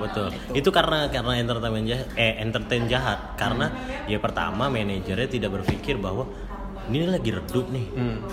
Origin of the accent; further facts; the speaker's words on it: Jakarta, Indonesia; moved away as an adult; now in Palembang, Indonesia; gue orang Jakarta